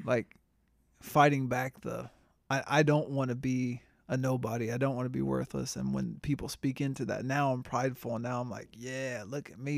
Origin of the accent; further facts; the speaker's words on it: Tampa, Florida, United States; growing up in Tampa